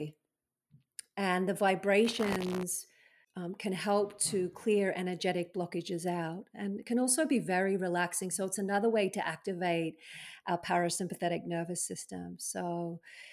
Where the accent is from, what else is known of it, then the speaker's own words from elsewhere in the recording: Australia; moved away; when I was living in Australia, being an Aussie